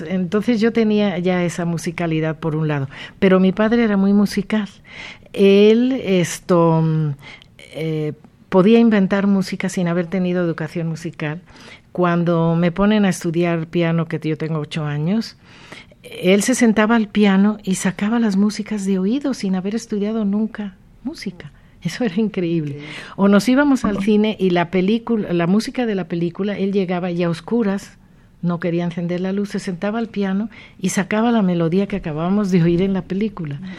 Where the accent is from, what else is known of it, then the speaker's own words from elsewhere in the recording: Mexico; also born or lived in Hyères, France; yo me siento muy orgullosa de ser la única escritora mexicana que ha nacido en ese lugar